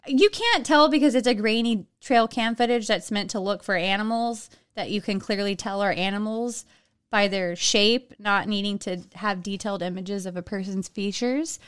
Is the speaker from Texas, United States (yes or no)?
yes; Texas, United States; I'm from Texas, so I can make that accent and get away with it.